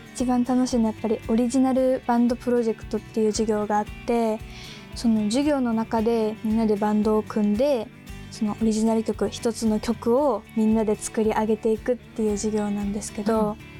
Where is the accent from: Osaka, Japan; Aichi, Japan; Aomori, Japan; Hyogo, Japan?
Osaka, Japan; Hirakata; 出身は大阪府枚方市出身です